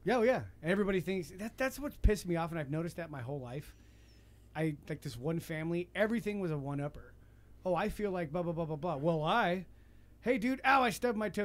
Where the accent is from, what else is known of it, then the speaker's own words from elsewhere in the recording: United States; I'm American.